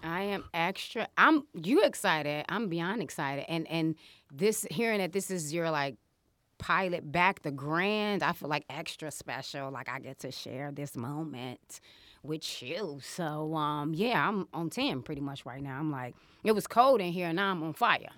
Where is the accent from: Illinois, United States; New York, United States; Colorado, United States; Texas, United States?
Illinois, United States; Chicago; I am from Chicago, ladies and gentlemen. I'm from Uptown